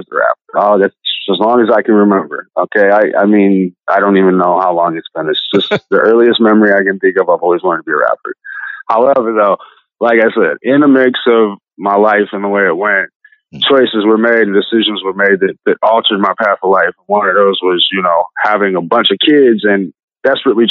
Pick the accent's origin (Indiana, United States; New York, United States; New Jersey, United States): Indiana, United States; I was in 7 different, you know, institutions and boys' homes in the state of Indiana within 2 years